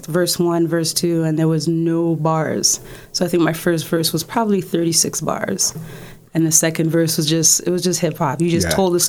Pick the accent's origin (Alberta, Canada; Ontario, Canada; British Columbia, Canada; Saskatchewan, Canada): Ontario, Canada; Toronto; also born or lived in Kingston, Jamaica; But from schooling between grade five and high school, no, that's all Toronto.